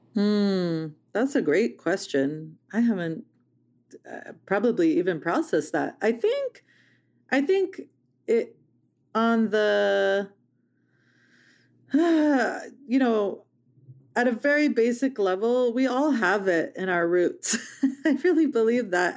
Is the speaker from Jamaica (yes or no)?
no; Palestine; now in United States